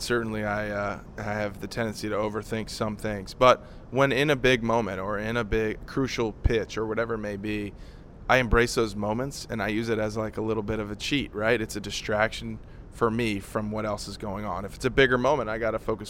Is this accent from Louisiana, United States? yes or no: yes; New Orleans, Louisiana, United States; now in Nashville, United States; I grew up in New Orleans